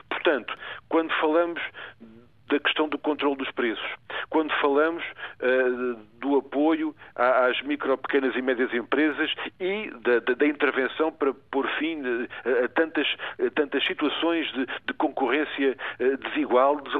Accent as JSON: {"language": "Portuguese", "country": "Portugal", "said": "nós todos, como portugueses"}